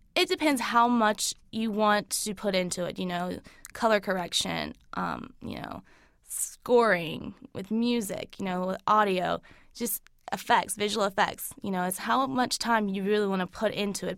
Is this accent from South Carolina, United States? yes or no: yes; Lancaster, South Carolina, United States; now in Charlotte, United States; I grew up in Lancaster